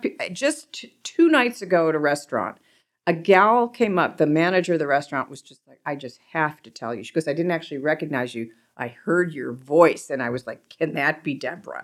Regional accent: Cleveland, Ohio, United States; growing up in Cleveland, everybody's there really ni-, everybody there is really nice

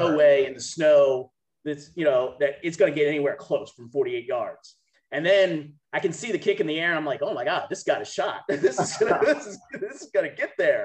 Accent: Maryland area, United States; I grew up in the Maryland area

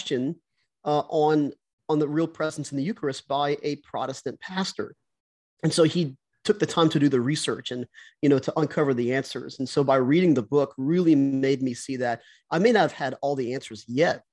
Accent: South Louisiana, United States; In South Louisiana, it's so Catholic down here. That, you know, even in high school, I went to public high school

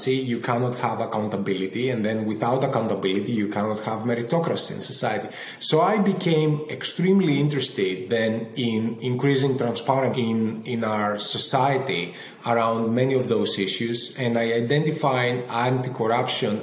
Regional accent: Athens, Attica, Greece; moved away as an adult; also born or lived in London; now in Boston, United States; I grew up in Athens in Greece, and that shaped a lot of my experience

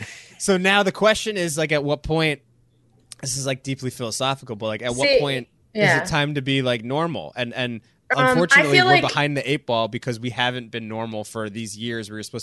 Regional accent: New York, United States; I'm a New Yorker, but like, maybe it's time to spend a couple years living down here in Charleston.

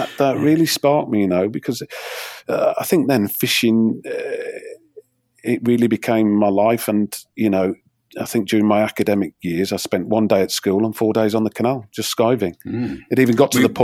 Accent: Wolverhampton, West Midlands, United Kingdom; I was brought up in near Whip Marines

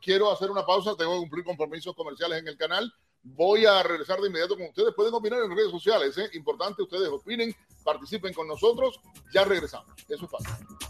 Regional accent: Cuba; now in United States; Yo me considero un joven cubano

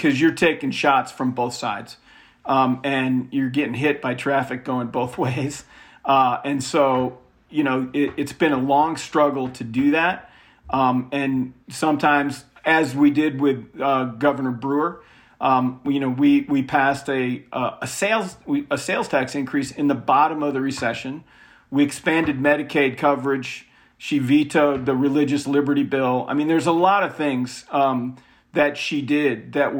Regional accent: Ann Arbor, Michigan, United States; I grew up in Ann Arbor, Michigan.

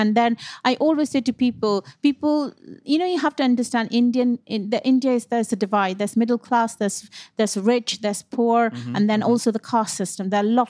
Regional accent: United Kingdom; that I'm very proud of being a British Indian chef.

